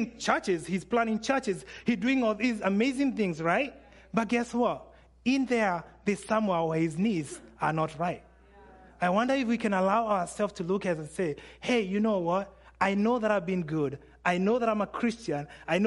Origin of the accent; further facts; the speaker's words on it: Kenya; I'm Kenyan